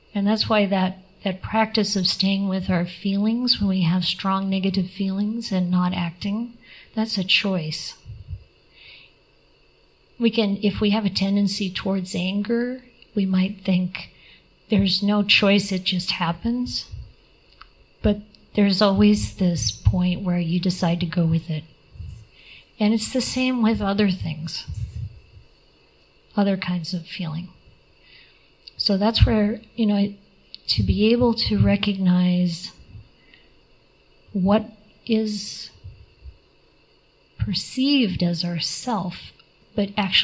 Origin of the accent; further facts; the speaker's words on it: Midwest, United States; I come from the Midwest